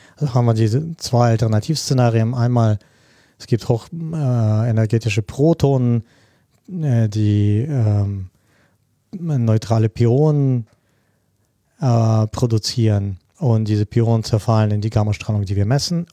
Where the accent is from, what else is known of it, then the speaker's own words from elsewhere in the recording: Russia; moved away; also born or lived in Germany / Spain / Japan; Ich komme ursprünglich auch aus Russland